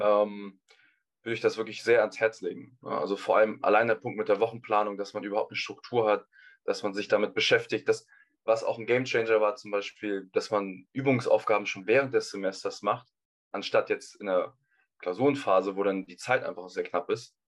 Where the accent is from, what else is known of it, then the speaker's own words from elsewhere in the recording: Hamburg, Germany; ich komme aus Hamburg